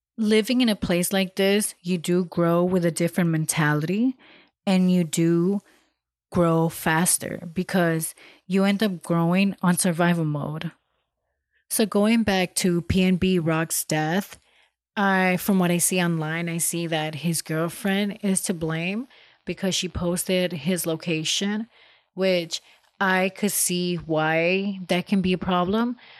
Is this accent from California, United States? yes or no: yes; Los Angeles, California, United States; I come from South L A and I know how it is out there.